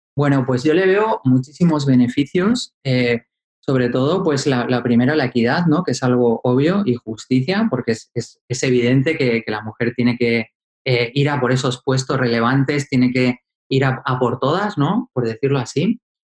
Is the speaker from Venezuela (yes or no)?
no; Asturias, Spain; yo soy asturiano y vivía en la cuenca minera